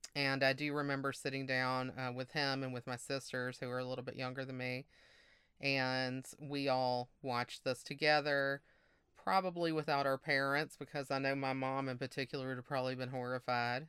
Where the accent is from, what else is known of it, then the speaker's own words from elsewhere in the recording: Mississippi, United States; moved away; also born or lived in Massachusetts; I grew up in Mississippi